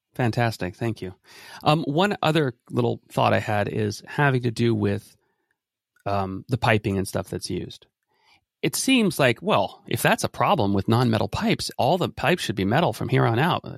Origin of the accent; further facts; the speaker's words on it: Ben Lomond, California, United States; my hometown of Ben Lomond